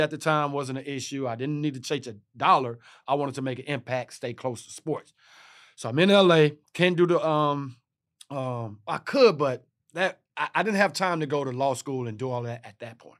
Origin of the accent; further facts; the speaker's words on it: Texas, United States; I'm from Texas